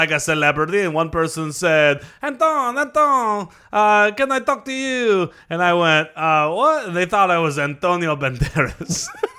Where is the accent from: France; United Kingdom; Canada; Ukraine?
France; English is a second language; Well, I like them better, but I am from France.